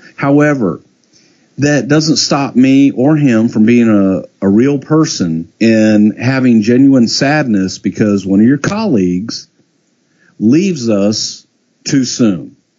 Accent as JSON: {"language": "English", "region": "Texas", "country": "United States", "tie": "born or raised there", "said": "I'm a kid from Texas"}